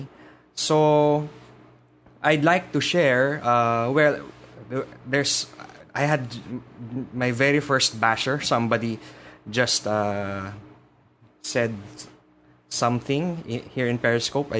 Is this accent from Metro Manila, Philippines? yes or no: yes; Manila, Metro Manila, Philippines; I'm a podcaster from the Philippines, from Manila.